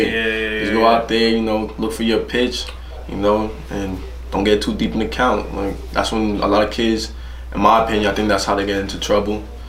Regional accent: United States; I was born in the United States

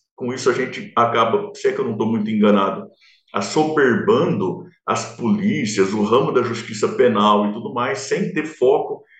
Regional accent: interior of São Paulo, Brazil; accent: caipira; Eu que, que sou caipira do sertão do interior de São Paulo

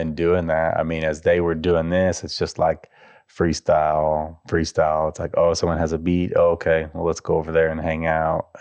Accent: Colorado, United States; where I grew up in Colorado

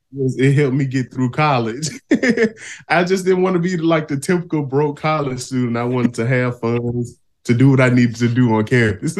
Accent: Shelby, Mississippi, United States; I'm from the Mississippi Delta. Small town called Shelby.

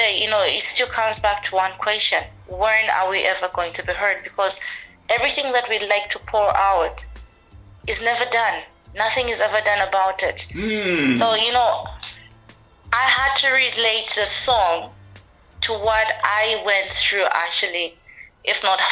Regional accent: Livingstone, Southern Province, Zambia; now in United Kingdom; growing up like in Zambia, it's I would say it's, particularly Livingston itself where I am

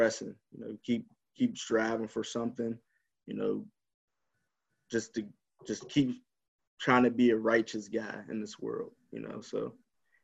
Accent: Clairton, Pennsylvania, United States; growing up in Clarion

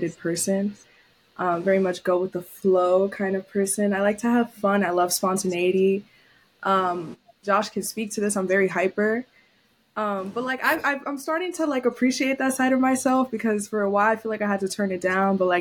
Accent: New York City, New York, United States; moved away as an adult; also born or lived in Syracuse; was born and raised in New York City, Lower East Side.

